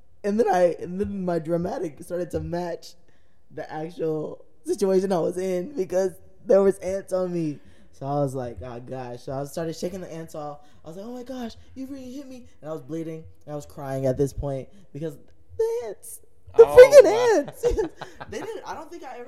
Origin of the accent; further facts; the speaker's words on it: United States; I grew up in Third Ward